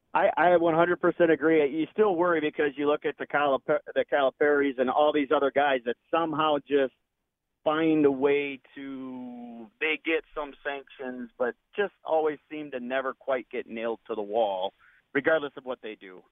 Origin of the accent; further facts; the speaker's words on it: Wisconsin, United States; I'm obviously from Wisconsin, not a Michigan fan